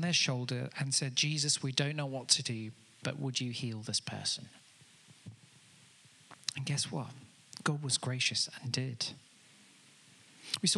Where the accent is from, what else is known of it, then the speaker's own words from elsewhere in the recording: Amanzimtoti, KwaZulu-Natal, South Africa; now in Telford, United Kingdom; I grew up in Africa in a place called Amanzimtoti